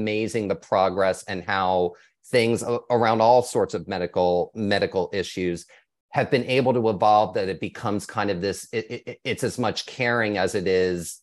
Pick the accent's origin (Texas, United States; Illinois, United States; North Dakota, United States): Texas, United States; Austin; I'm from Austin